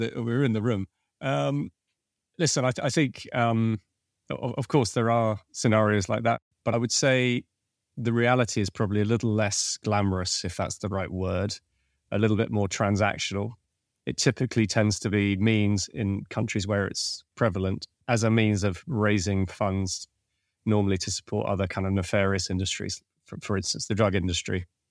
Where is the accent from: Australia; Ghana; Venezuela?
Venezuela; moved away; I was born in Venezuela, and so I, I had a, a Spanish-speaking capability, and I'd studied Spanish as well